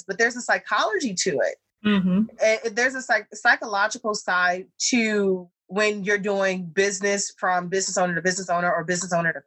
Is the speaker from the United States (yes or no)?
yes; United States; I grew up here in America